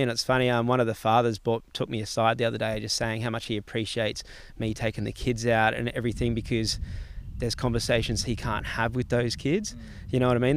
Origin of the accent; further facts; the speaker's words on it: Gold Coast, Queensland, Australia; growing up in Palm Beach on the Gold Coast, and I was in the Palm Beach Board Riders